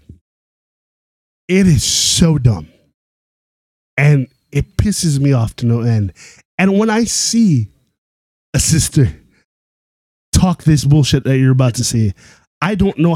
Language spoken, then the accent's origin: English; Canada; as a Canadian